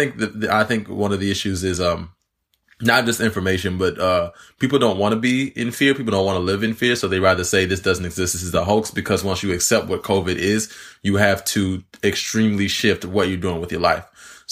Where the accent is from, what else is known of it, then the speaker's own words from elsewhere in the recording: Alabama, United States; all the way from Alabama.